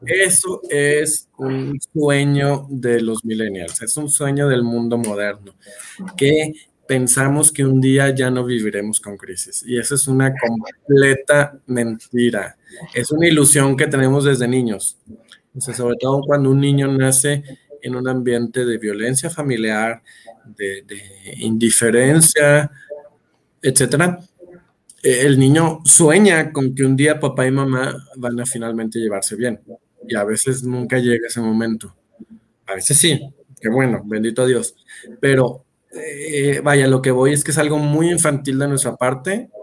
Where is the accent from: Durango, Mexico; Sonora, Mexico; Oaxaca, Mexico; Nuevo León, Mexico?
Nuevo León, Mexico; Monterrey; moved away as an adult; now in Mexico City, Mexico; vivo entonces en la Ciudad de México, aunque soy originario de Monterrey